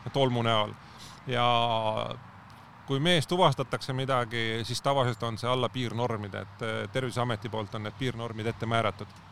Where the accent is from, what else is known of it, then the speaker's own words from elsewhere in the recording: Põlva, Põlva County, Estonia; moved away as an adult; now in Tallinn, Estonia; Tallinnasse ma sattusin alles kaks tuhat neli aasta, et enne seda ma olen Põlva, Põlvas olnud kogu elu. et ma tulin ülikooli Tallinnasse